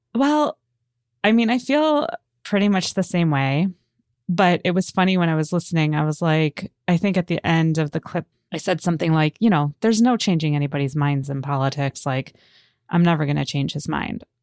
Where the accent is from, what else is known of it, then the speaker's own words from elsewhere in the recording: United States; I was born in America, but my father was born in Israel and my mother was born in England